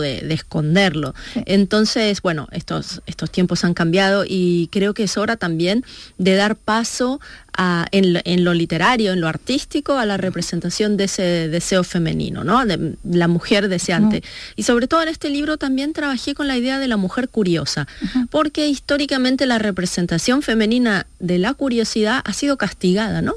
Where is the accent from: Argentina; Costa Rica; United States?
Argentina; mi adolescencia en Argentina